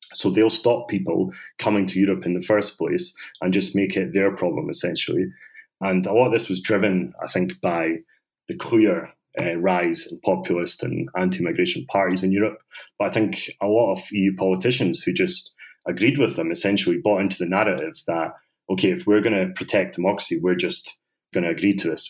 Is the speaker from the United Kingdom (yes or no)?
yes; Scotland, United Kingdom; also born or lived in Bosnia; I was brought up in Scotland